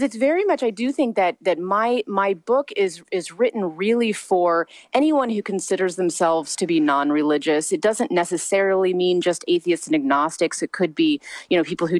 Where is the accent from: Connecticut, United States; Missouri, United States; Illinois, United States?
Missouri, United States; moved away as an adult; now in Long Beach, United States; I was raised in a very small town in Missouri